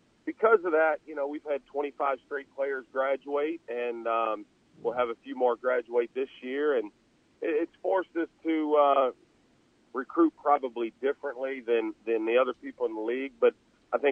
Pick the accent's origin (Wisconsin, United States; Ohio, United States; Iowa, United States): Ohio, United States; Northeast; moved away; I grew up in Northeast Ohio